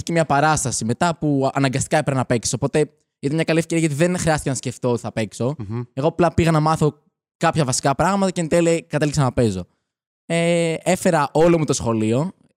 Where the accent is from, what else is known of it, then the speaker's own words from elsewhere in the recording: Athens, Attica, Greece; Μεγάλωσα στην Αθήνα. Ωραία. Γεννήθηκα εδώ πέρα.